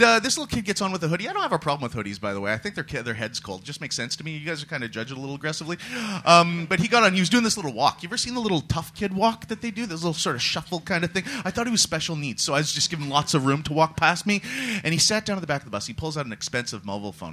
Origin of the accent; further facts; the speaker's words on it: Canada; now in London, United Kingdom; the foreigners, like myself, I'm Canadian